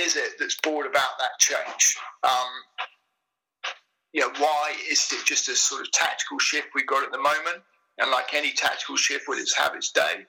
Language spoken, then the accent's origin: English; South of England, United Kingdom; I'm from the South.